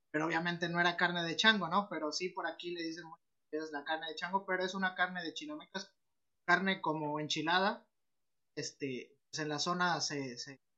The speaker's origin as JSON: {"language": "Spanish", "town": "Orizaba", "region": "Veracruz", "country": "Mexico", "lives_now": "Amatlán, Mexico", "said": "en Orizaba, soy de Orizaba, pero yo vivo en Amatlán"}